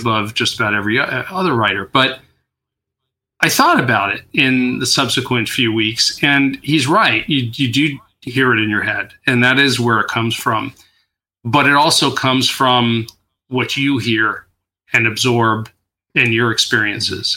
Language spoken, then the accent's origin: English; New York, United States; also born or lived in Queens; now in California, United States; I grew up in New York